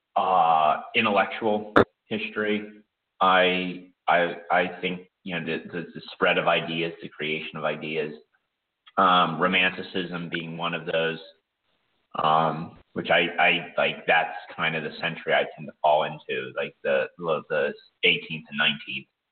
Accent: Pittsburgh, Pennsylvania, United States; born or raised there; moved away as an adult; now in Ukraine

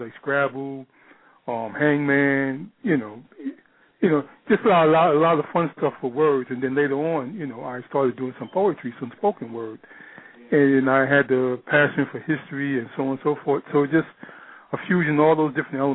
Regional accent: New York, United States; I'm from New York, born and raised in New York. Lived in New York for the majority of my life and still do. Currently, I reside in the Bronx.

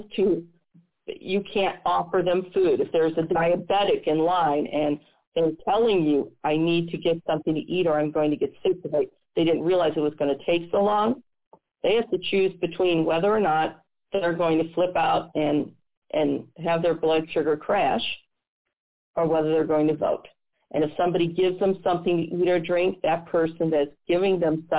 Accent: Missouri, United States; my home state of Missouri

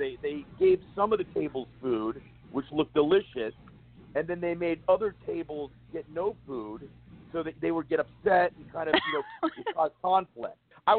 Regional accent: New Castle, Pennsylvania, United States; Yeah. I'm from outside Pittsburgh. I'm from Newcastle, Pennsylvania.

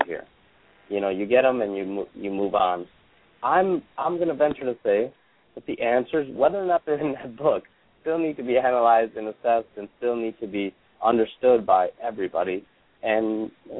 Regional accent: United States; also born or lived in India; I was born in India, grew up in America

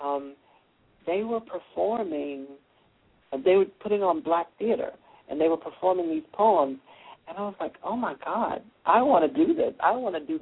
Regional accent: Hickory, North Carolina, United States; moved away; I'm the first African-American born in Hickory to earn a PhD

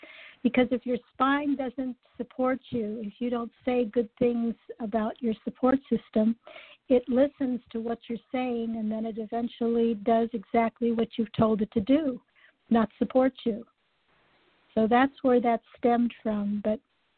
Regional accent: Los Angeles, California, United States; I grew up in Los Angeles and the heart of Hollywood

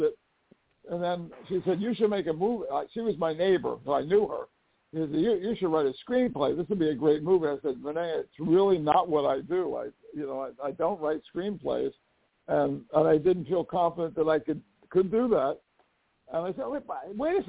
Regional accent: Philadelphia, Pennsylvania, United States; moved away as an adult; also born or lived in High Point, North Carolina; It was in Philadelphia, my hometown

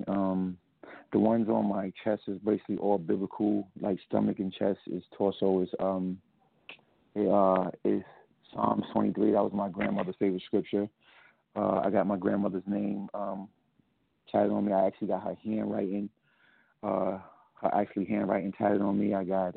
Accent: United States; I was born in New York/Jersey

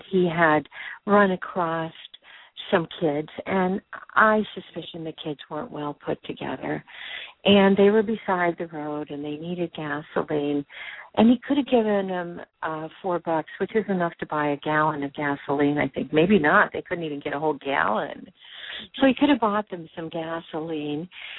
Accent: Whittier, California, United States; I grew up in Whittier, California, Los Angeles County

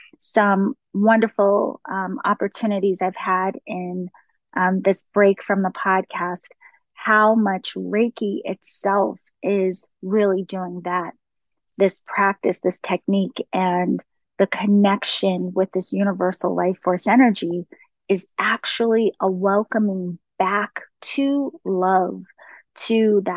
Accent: East Coast, United States; also born or lived in DC, Maryland area; now in California, United States; I live in California, but I am from the East Coast

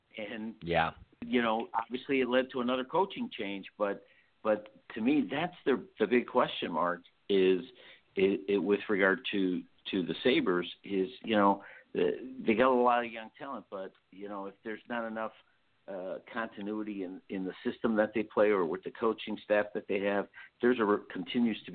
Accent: Chicago, Illinois, United States; moved away; I'm originally from Chicago

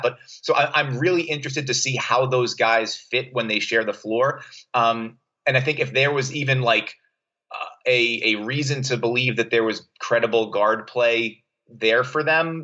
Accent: New York City, New York, United States; also born or lived in Brooklyn, New York / Boston; I was born in Brooklyn, New York. Grew up in Staten Island, New York

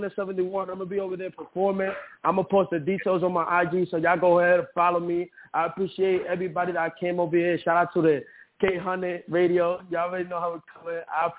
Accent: New York, United States; also born or lived in New Jersey; That's from Jersey, but I'm from New York.

